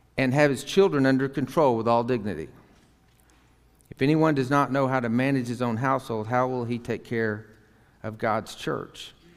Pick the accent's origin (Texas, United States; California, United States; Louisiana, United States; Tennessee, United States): Texas, United States; Tyler; I grew up in Tyler, Texas, Northeast Texas.